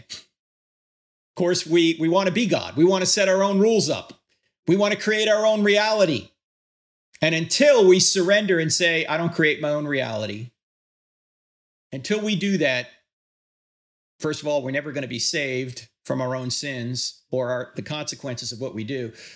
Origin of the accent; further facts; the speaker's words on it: New Jersey, United States; When I grew up in New Jersey back in the sixties and seventies